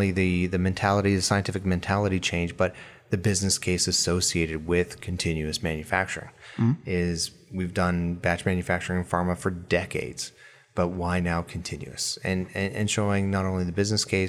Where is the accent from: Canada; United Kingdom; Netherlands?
Canada; Alberta; I grew up in Alberta, Canada, with the oil industry